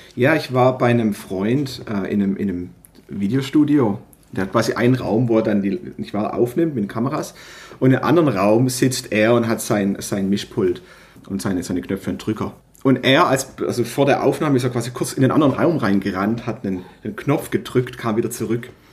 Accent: Stuttgart region, Baden-Württemberg, Germany; Ich bin äh, aus der Region Stuttgart

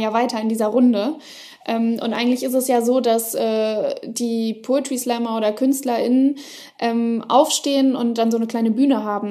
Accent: East Frisia, Lower Saxony, Germany; meiner Kindheit und meiner Jugend in Ostfriesland

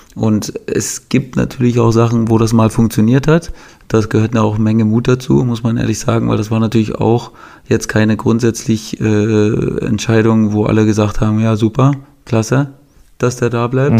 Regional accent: Germany; Als, als, Deutscher

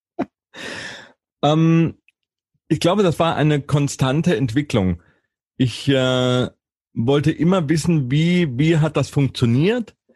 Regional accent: Karlsruhe, Baden-Württemberg, Germany; in Karlsruhe, in meiner Heimatstadt

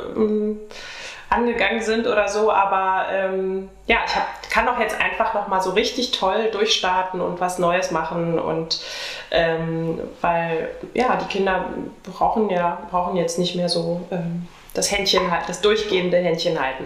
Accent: Brandenburg, Germany; Also ich bin ja eigentlich Brandenburgerin

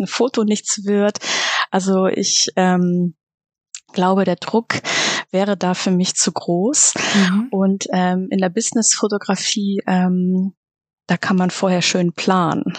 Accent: Reinbek, Schleswig-Holstein, Germany; ich komme aus Rheinbeek bei Hamburg. Das ist im schönen Schleswig-Holstein.

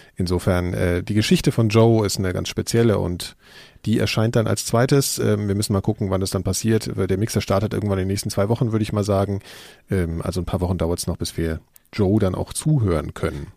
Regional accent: Frankfurt, Hesse, Germany; in Frankfurt, wo ich herkomme

